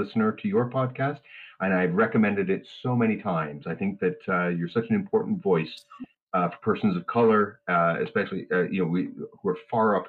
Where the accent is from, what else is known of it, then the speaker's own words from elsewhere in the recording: Canada; I'm a Canadian nudist